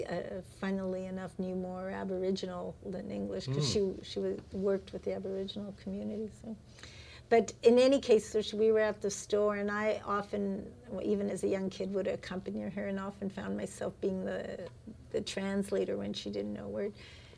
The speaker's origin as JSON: {"language": "English", "town": "Winnipeg", "region": "Manitoba", "country": "Canada", "tie": "born or raised there", "said": "I grew up in Winnipeg"}